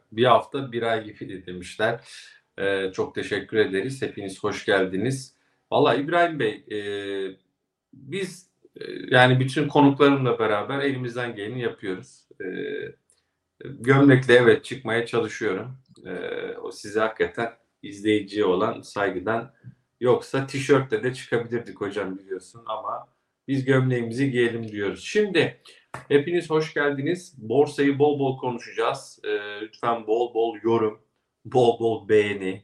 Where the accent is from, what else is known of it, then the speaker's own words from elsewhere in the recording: Kastamonu, Turkey; Memleketim Kastamonu'ya